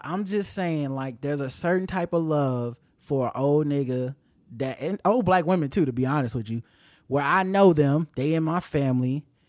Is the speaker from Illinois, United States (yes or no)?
no; Charlotte, North Carolina, United States; Our city is named Charlotte